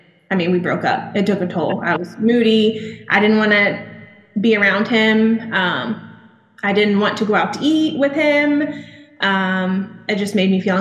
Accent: Charlotte, North Carolina, United States; moved away as an adult; also born or lived in Fayetteville, North Carolina / Pensacola, Florida; now in Milton, United States; I'm from Charlotte, North Carolina

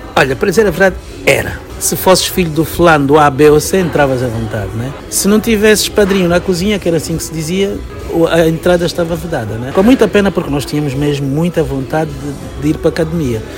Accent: Angola; moved away; ter saído de Angola, eu tive que agarrar-me à minha cultura para, como uma coisa identitária, saber quem eu sou e de onde eu vim

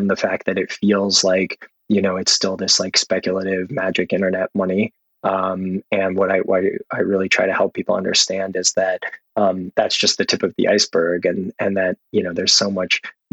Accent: Austin, Texas, United States; I grew up in Austin, Texas

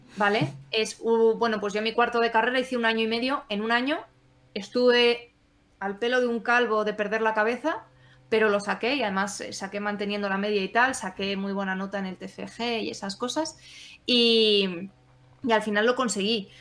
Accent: Asturias, Spain; also born or lived in Valladolid; now in León, Spain; yo soy asturiana

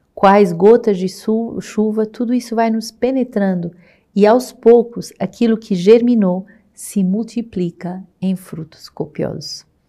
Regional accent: Portugal; moved away as an adult; now in Rio de Janeiro, Brazil; Sou portuguesa e estou aqui há cinco anos na missão do Rio de Janeiro

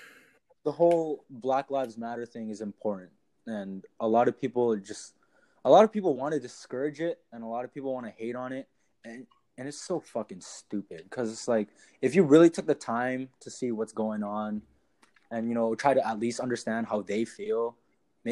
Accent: Canada; we're Canadian

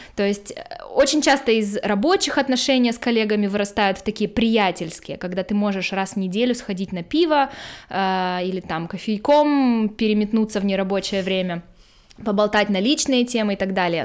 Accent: Khabarovsk, Khabarovsk Krai, Russia; moved away as an adult; also born or lived in United States; now in Germany; Я, наверное, должна была родиться в Монголии, а не в Хабаровске, там недалеко

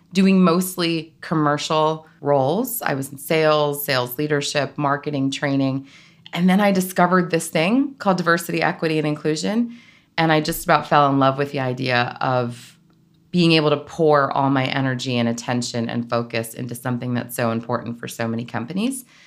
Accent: South Florida, United States; moved away as an adult; also born or lived in Northeast United States; I grew up in South Florida

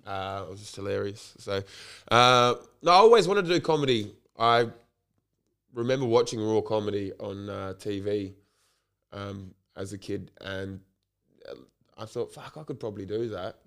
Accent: Port Adelaide, South Australia, Australia; also born or lived in Waitangi, New Zealand; I was born and raised in Port Adelaide

